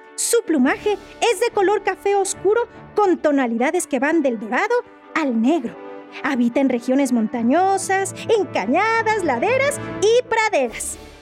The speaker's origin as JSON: {"language": "Spanish", "country": "Mexico", "said": "nuestra historia como mexicanos"}